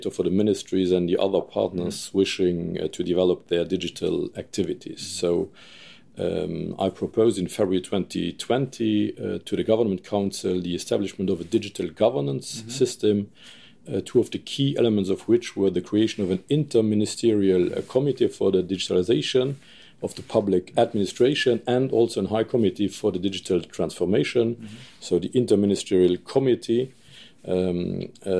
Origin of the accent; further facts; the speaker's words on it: Useldange, Redange, Luxembourg; I ran for the elections in my hometown, Usseldange